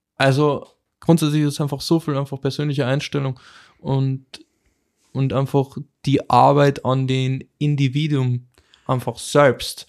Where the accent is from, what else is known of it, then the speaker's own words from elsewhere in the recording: Austria; bei uns in Österreich